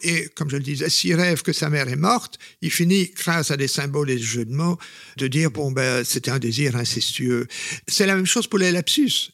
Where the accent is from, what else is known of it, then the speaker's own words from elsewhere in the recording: Flanders, Belgium; je suis flamand au départ